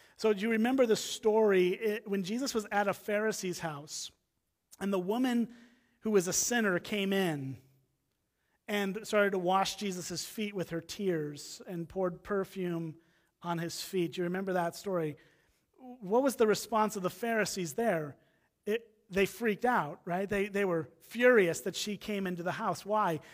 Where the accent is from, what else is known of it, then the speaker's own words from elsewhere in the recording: Round Lake Beach, Illinois, United States; moved away as an adult; now in Wisconsin, United States; I grew up in Round Lake Beach, Illinois, just on the other side of the Wisconsin, Illinois line here